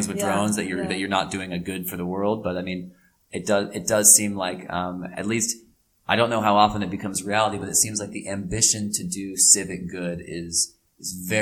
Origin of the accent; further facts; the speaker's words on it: Portland, Oregon, United States; now in Germany; I'm from Portland, Oregon, love that, love where I'm from